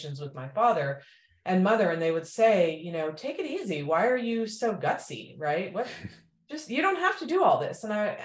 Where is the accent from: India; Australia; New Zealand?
India; moved away; I'm from India